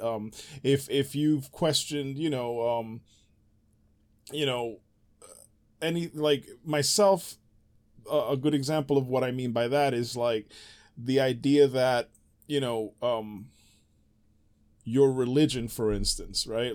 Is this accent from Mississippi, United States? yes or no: no; New York City, New York, United States; moved away; growing up in the Bronx